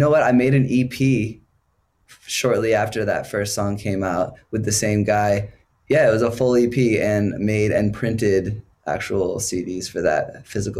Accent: Portland, Maine, United States; moved away as an adult; also born or lived in Chicago; I moved to Chicago after I left my hometown in Maine, Portland, Maine

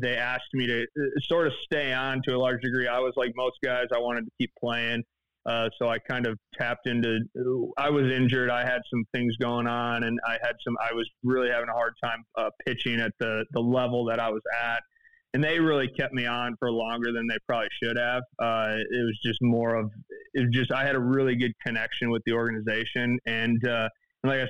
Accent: Michigan, United States; I grew up in Michigan, went to Central Michigan out of Farmington High

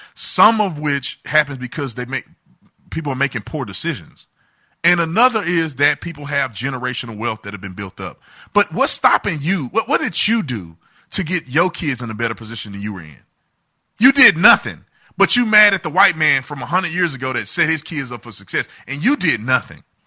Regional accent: United States; I'm an American

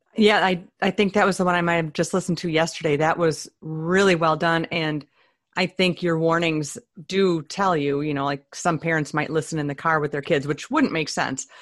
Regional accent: Minnesota, United States; one of us is from Minnesota

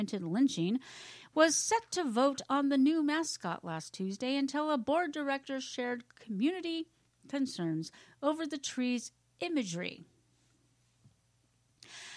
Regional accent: Pacific Northwest, United States; I grew up in the Pacific Northwest.

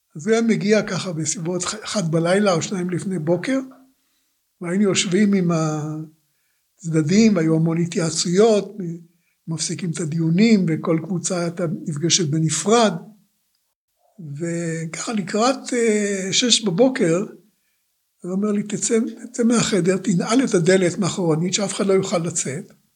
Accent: Rishon LeZion, Central District, Israel; also born or lived in Tel Aviv; נולדתי ב-15 לספטמבר 1936 בתל אביב. אה, זמן קצר לאחר הולדתי הוריי עברו לגור בראשון, ולכן ילדותי עברה עליי בראשון לציון

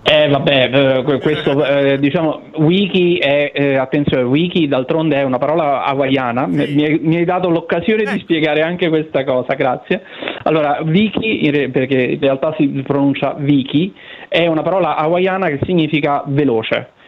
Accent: Benevento, Campania, Italy; di essere nato a Benevento, patria San, dei Sanniti

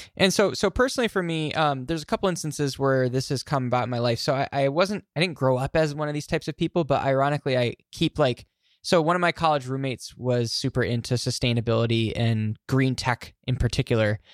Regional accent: Glens Falls, New York, United States; my, my hometown, Glens Falls, New York

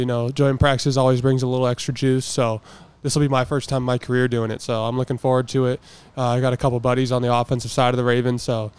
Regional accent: Oregon, United States; moved away; growing up in Oregon, we don't have a professional team

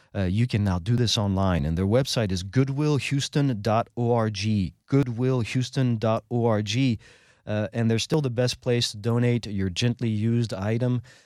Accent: France; now in Houston, United States; I am the Texan from France

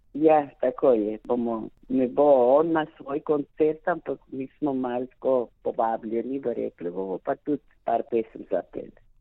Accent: Argentina; Jaz se čutim slovenka, rojena v Argentini

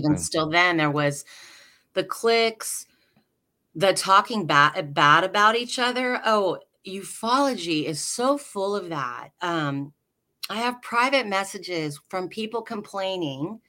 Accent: Alaska, United States; the compound I grew up in Alaska is still there

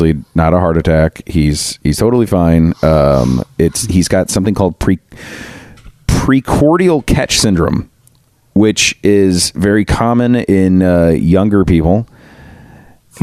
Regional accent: Metro East Illinois, United States; now in Massachusetts, United States; we grew up in Metro East Illinois, right, just east of St. Louis.

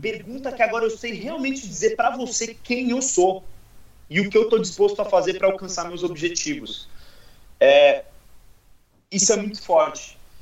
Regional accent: Guarujá, São Paulo, Brazil; Eu, eu sou do Guarujá

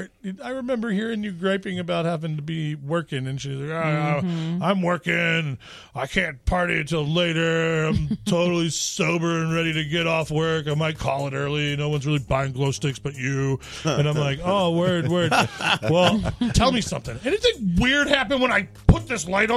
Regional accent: Louisville, Kentucky, United States; my hometown, Louisville, Kentucky

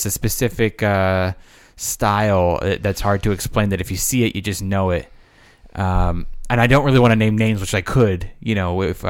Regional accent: Los Angeles, California, United States; I'm originally from Los Angeles. That's where I'm from.

